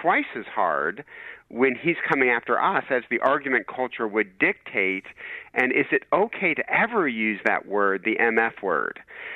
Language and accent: English; Michigan, United States; I'm from Michigan